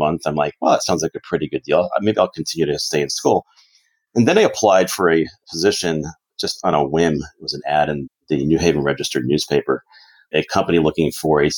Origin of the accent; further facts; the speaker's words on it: Connecticut, United States; now in Arizona, United States; when I was a young lad in Connecticut, growing up in Connecticut